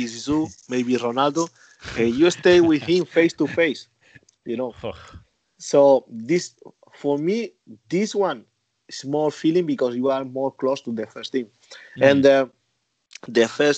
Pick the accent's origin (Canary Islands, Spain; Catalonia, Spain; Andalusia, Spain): Andalusia, Spain; Almería; English is a second language; moved away as an adult; also born or lived in Madrid; now in China; I'm from Almeria.